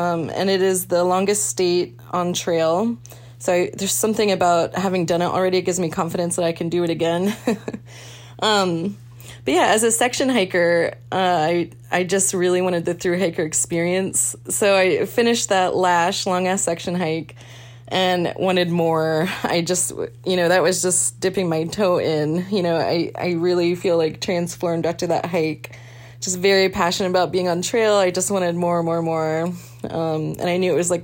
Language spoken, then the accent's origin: English; East Coast, United States; moved away as an adult; also born or lived in Juneau, Alaska; I'm originally from the East Coast, 36 years old, and I moved to Juneau when I was 25 years old for a job